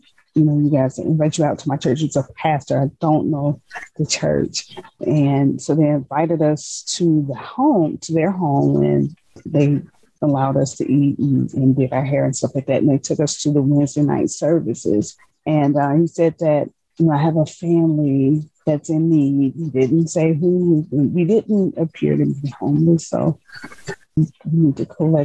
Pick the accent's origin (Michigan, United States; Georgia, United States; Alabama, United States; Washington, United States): Georgia, United States; Decatur; also born or lived in Shreveport, Louisiana; I live in Atlanta, but I was born in Shreveport, Louisiana, but I was raised in Decatur, Georgia